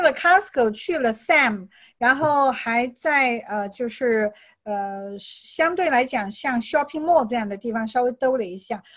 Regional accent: China; also born or lived in California; now in United States; 除了我们中国人

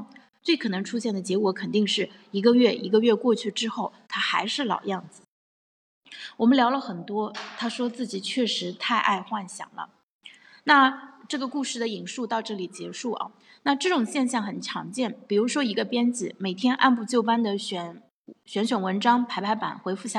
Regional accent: Tai'an, Shandong, China; 在我的老家山东泰安这个四线城市，生活成本也越来越高，某些方面比一线城市还高。

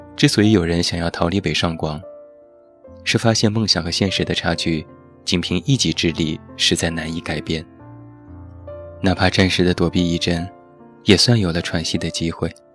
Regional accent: Taiyuan, Shanxi, China; moved away as an adult; now in Beijing, China; 我的家乡山西太原

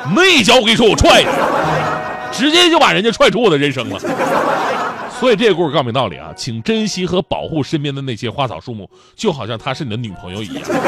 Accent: Changchun, Jilin, China; moved away as an adult; now in Beijing, China; 我出生在吉林长春，我是长春人

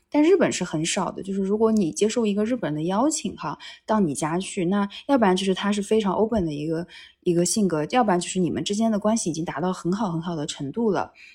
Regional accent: Wuxi, Jiangsu, China; now in Tokyo, Japan; 我是无锡人嘛，我们那边的姬昌园

